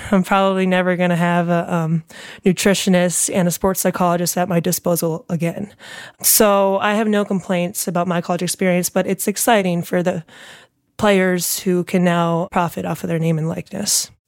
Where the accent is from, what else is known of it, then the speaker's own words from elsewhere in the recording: New York area, Connecticut, United States; moved away as an adult; also born or lived in Barcelona; now in Chicago, United States; I grew up in the New York area